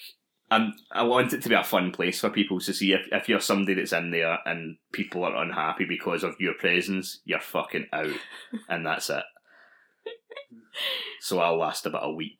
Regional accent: Scotland, United Kingdom; I'm Scottish

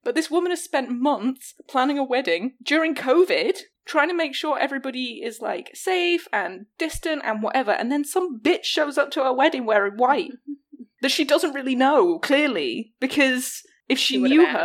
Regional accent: the north of England, United Kingdom; my my hometown has a big famous racecourse in the north of England

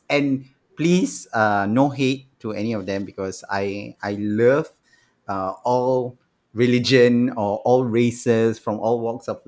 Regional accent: Singapore; Uh, then the Singaporeans, especially the Singaporeans, but I'm Singaporean. Why can't I get more discount?

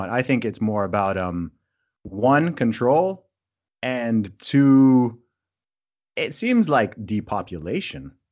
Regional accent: Saudi Arabia; also born or lived in England; I mean I was born in England, but I actually grew up in Saudi Arabia. And my family is originally from Nigeria.

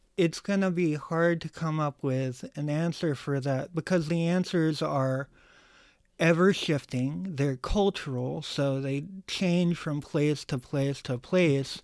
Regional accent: United States; being an American and living in a country

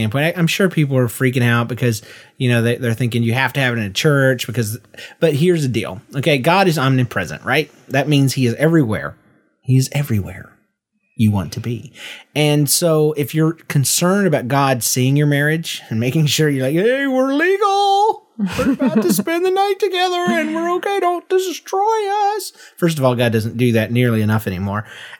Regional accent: the South, United States; I don't know. I'm from the South.

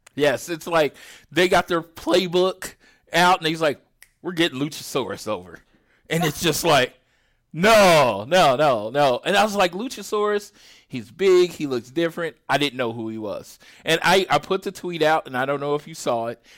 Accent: Oklahoma, United States; I'm from Oklahoma

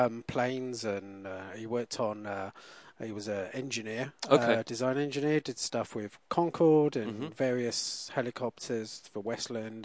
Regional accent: United Kingdom; I'm from Britain.

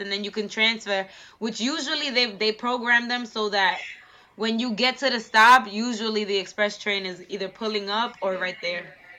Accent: New York City, New York, United States; I'm from Bed Stuy and I also grew up in a house with a garage

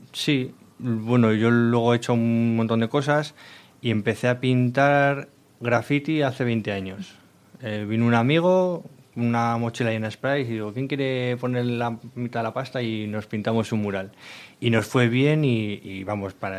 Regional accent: Miranda de Ebro, Castile and León, Spain; los dos somos de Miranda

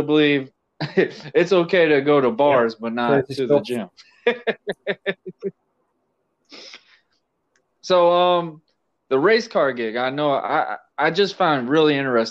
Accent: United States; me being an American

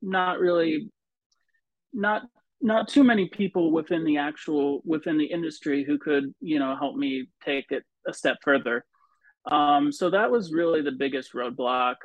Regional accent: Vermont, United States; moved away; also born or lived in New Jersey; I grew up in a kind of a small town in Vermont

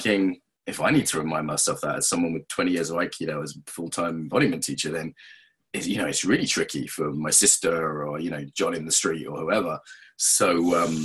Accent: England, United Kingdom; I'm English

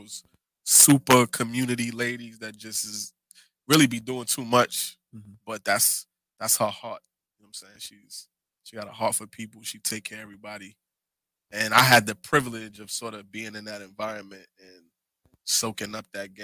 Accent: New York City, New York, United States; I grew up in the 40 my whole life.

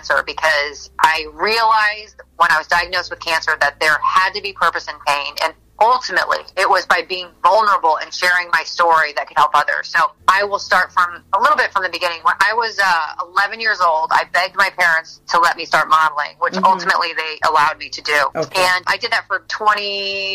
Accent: St. Louis, Missouri, United States; now in Miami, United States; I live in Miami, Florida. I'm actually from St. Louis, Missouri, but I live in Miami.

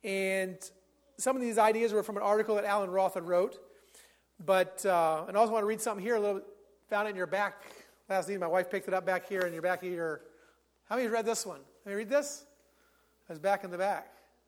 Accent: Pennsylvania, United States; I told the director that I'd grown up in Pennsylvania.

